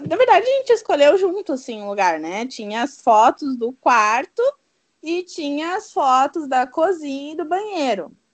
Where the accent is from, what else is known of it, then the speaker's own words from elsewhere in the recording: Brazil; nós somos do Brasil